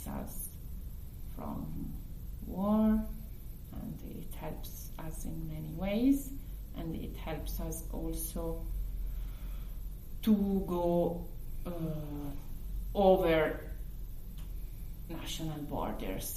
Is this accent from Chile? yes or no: no; Milan, Lombardy, Italy; English is a second language; also born or lived in United States / Paris; I grew up in Milan